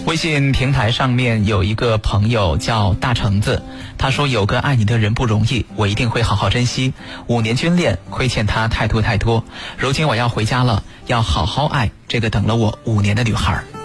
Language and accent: Chinese; China; 我们中国人不一样，我们表达爱的方式是非常含蓄的